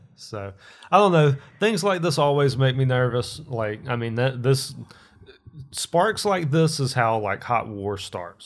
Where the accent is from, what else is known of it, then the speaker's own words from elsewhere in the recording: United States; as an American, like a red-blooded American